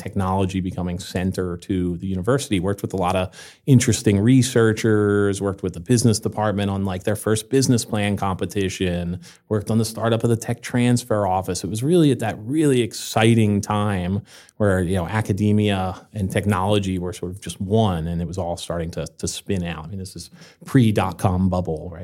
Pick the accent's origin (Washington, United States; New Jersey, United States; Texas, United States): New Jersey, United States; moved away as an adult; also born or lived in Seattle / Los Angeles / Puerto Rico; now in Vermont, United States; I grew up in New Jersey